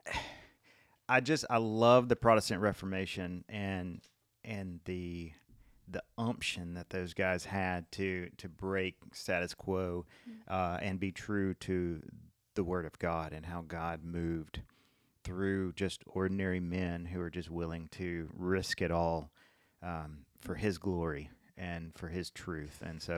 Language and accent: English; Lufkin, Texas, United States; I was born in a place called Lufkin, East Texas. Lived in a couple of different places around East Texas, kind of close to Houston